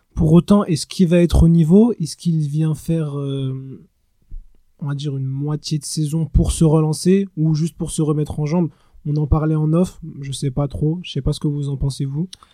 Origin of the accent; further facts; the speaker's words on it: France; on est français et on aime la France